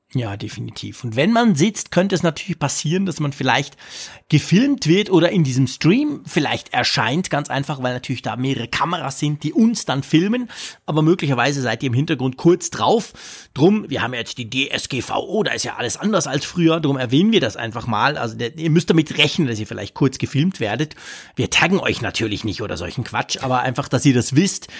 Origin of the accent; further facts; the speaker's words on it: Switzerland; als Schweizer